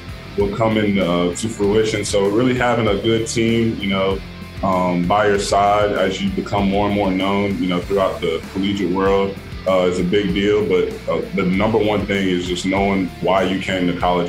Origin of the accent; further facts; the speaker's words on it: North Carolina, United States; I'm from North Carolina